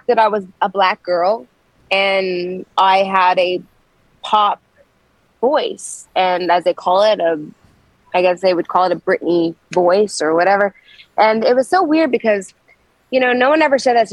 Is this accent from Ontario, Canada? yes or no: yes; Toronto, Ontario, Canada; moved away as an adult; now in Nashville, United States; I was born in Scarborough